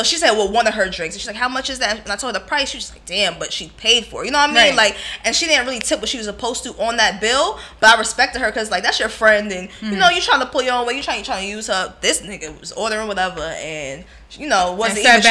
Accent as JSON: {"language": "English", "region": "New York", "country": "United States", "said": "And I'm from New York, too"}